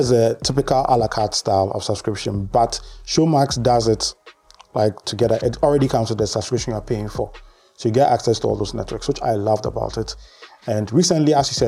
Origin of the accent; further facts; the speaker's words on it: Ghana; as a Ghanaian